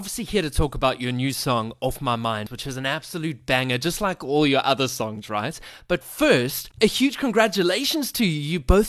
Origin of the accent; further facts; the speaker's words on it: South Africa; accent: South African; my South African accent